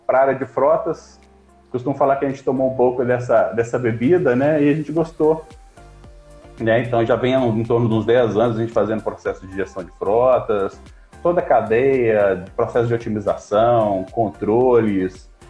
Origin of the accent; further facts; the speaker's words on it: Belo Horizonte, Minas Gerais, Brazil; Eu sou natural de Belo Horizonte, mineiro, né, comedor de pão de queijo